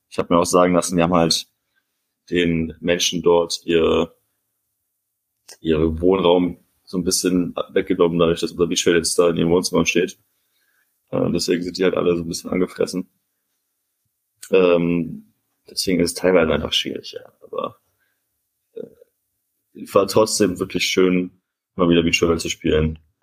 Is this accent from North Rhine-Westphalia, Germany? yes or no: yes; Cologne, North Rhine-Westphalia, Germany; als Kölner für mich